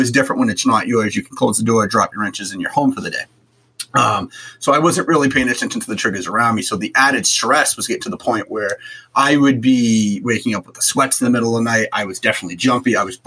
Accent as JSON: {"language": "English", "town": "Boston", "region": "Massachusetts", "country": "United States", "tie": "born or raised there", "said": "I grew up in Boston"}